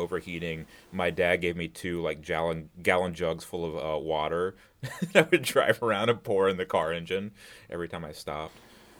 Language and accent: English; Destin, Florida, United States; moved away; when I was growing up in Destin